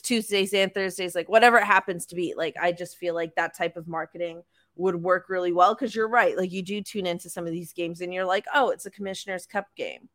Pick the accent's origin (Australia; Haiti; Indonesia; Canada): Canada; Toronto, Ontario; we're from Toronto